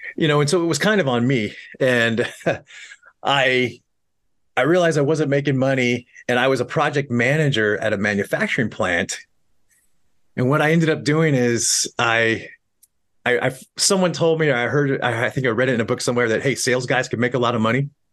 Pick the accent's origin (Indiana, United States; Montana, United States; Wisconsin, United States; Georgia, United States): Montana, United States; moved away as an adult; also born or lived in New York City; I'm from Montana